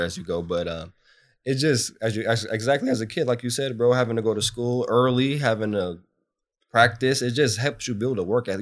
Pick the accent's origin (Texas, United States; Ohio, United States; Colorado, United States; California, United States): California, United States; Bakersfield; also born or lived in Santa Maria, California; I grew up in Bakersfield.